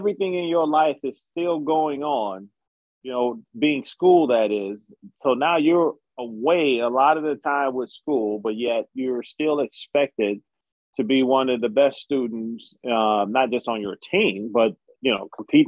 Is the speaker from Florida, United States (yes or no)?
no; Chicago, Illinois, United States; I'm from Chicago